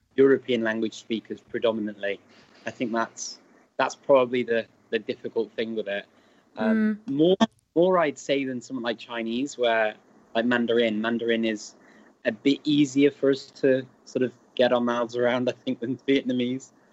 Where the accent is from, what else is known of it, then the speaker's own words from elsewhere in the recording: Chester, North West England, United Kingdom; accent: northern Welsh; I grew up around Chester, so it's North Wales, it's North Walian Welsh that we speak